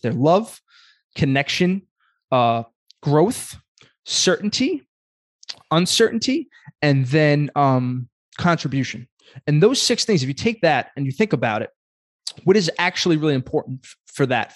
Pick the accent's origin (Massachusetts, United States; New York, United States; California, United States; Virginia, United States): New York, United States; Brooklyn; I'm a kid from Brooklyn.